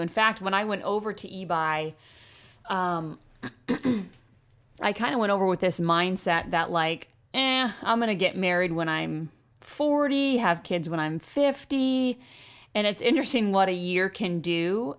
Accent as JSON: {"language": "English", "region": "Maine", "country": "United States", "tie": "born or raised there", "also_born_or_lived": "Oregon / Freeport, Maine", "said": "I was born in Oregon, um, moved to Maine when I was five"}